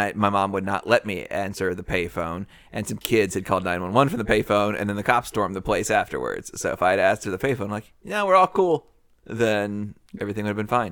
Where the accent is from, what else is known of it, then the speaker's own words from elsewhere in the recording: Nashville, Tennessee, United States; I'm from Nashville